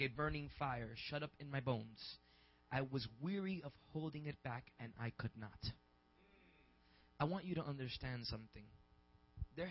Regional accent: New York City, New York, United States; I was raised in the Boogie Down Bronx and in Harlem

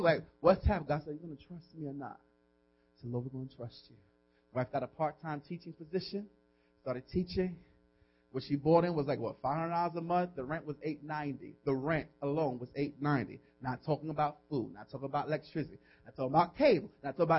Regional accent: New York City, New York, United States; moved away as an adult; now in Hackensack, United States; I'm really from New York City, from the Boogie Down Bronx

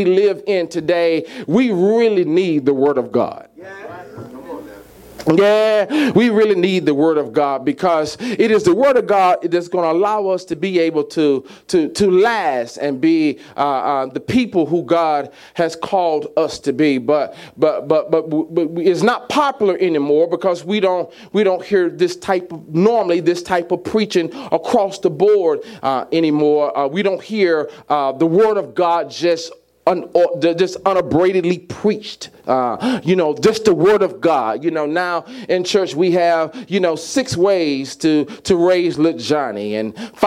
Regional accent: Mississippi, United States; I'm from Mississippi

